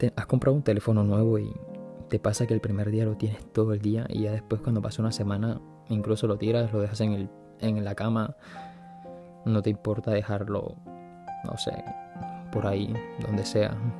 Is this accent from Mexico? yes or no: no; Colombia; now in Paris, France; estando en Colombia, que es de donde soy yo